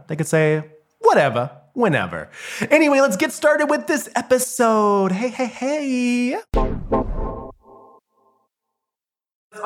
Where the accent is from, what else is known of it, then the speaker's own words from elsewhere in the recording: United States; I'm from America